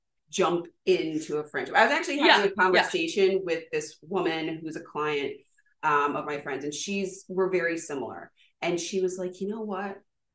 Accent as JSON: {"language": "English", "region": "upstate New York", "country": "United States", "tie": "born or raised there", "moved": "as an adult", "lives_now": "New York City, United States", "said": "I'm not originally from here. I'm from way, way upstate in the boonies."}